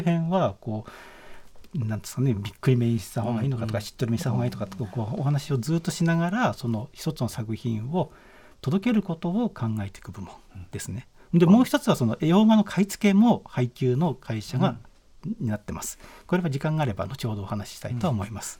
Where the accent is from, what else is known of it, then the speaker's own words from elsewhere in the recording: Shizuoka, Japan; moved away as an adult; also born or lived in Tokyo; 僕は静岡県の出身